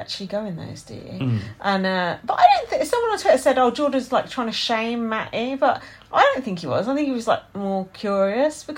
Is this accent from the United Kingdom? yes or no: yes; United Kingdom; I'm British.